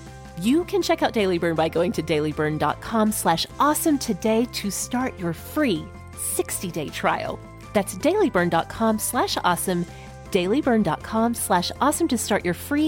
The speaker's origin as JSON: {"language": "English", "region": "Oklahoma", "country": "United States", "tie": "born or raised there", "said": "I grew up in Oklahoma."}